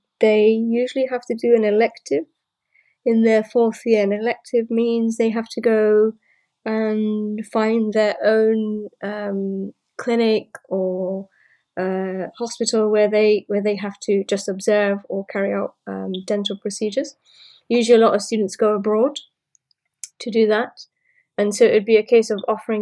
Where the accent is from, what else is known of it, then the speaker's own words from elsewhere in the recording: London, United Kingdom; moved away as an adult; now in Portsmouth, United Kingdom; And I also live in London, or I came from London